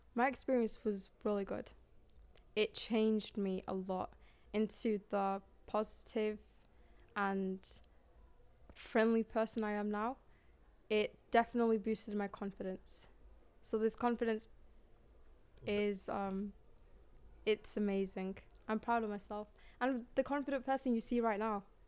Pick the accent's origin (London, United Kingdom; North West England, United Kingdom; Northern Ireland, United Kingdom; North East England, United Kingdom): North West England, United Kingdom; Manchester; I'm from Manchester